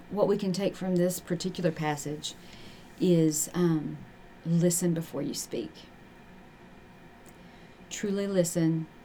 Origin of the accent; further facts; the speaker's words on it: Appalachia, United States; I'm Appalachian